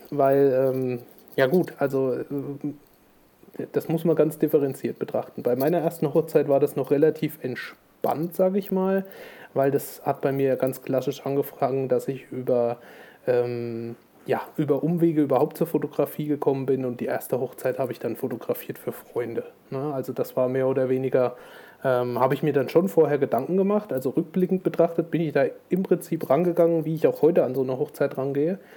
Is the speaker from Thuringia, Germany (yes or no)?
yes; Thuringia, Germany; also born or lived in Schweinfurt; ich komme aus Thüringen, habe äh, lange Zeit in Schweinfurt gelebt, quasi Bayern, und äh, bin jetzt seit ja, ungefähr zwei Jahren wieder in die Heimat gezogen